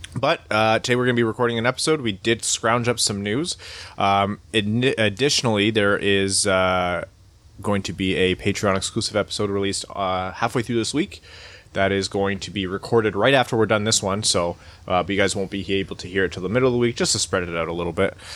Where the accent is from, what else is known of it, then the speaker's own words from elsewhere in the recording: Windsor, Ontario, Canada; moved away; my hometown of Windsor, right across the border from Detroit.